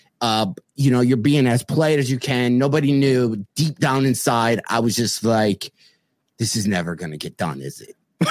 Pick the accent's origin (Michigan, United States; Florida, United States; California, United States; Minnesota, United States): Michigan, United States; South Lyon; when I worked at Colonial Market in South Lyon